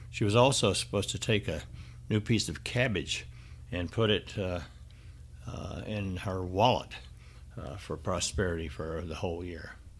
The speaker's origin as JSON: {"language": "English", "town": "Benton", "region": "Arkansas", "country": "United States", "tie": "born or raised there", "said": "my hometown area of Benton, Arkansas"}